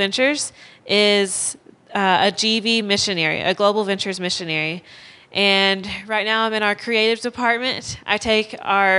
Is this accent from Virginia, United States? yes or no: no; Clanton, Alabama, United States; moved away as an adult; now in Oklahoma, United States; I'm from Alabama. I grew up in Clanton, around Clanton most of my life